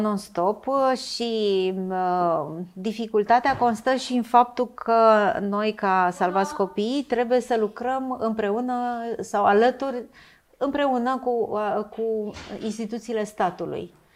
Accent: Romania; noi ca români

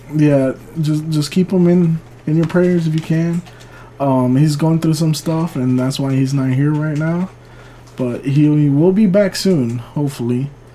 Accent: California, United States; now in Rosenberg, United States; I was born in California

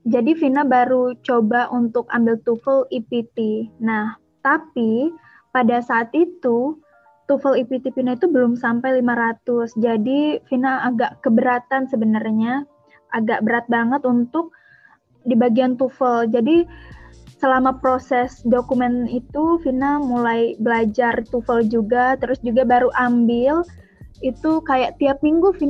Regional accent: Lampung, Indonesia; asal aku dari Lampung Barat, Provinsi Lampung.

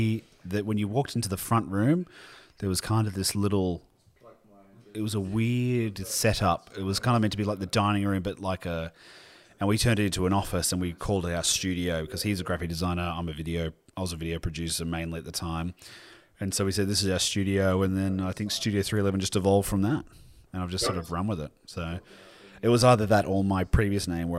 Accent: Sydney, New South Wales, Australia; also born or lived in Melbourne; I grew up in, might shock people, the Western Sydney. We were at Balcombe Hills for a long time, and then we moved to Melbourne because of my dad's work. And then we moved back when I was probably six to DY, and then we moved to our place in Wheeler Heights

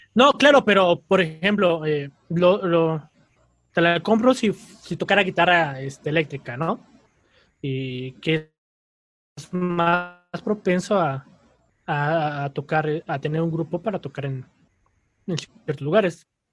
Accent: Querétaro, Mexico; also born or lived in Mexico City; soy de la Ciudad de México, pero muy joven, muy niño, eh, nos mudamos a Querétaro

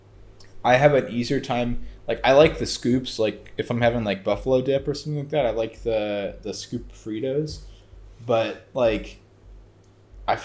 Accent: United States; growing up in America

